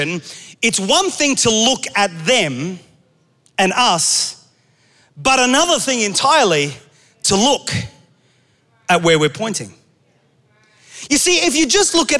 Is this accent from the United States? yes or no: no; Australia; moved away; I grew up in Australia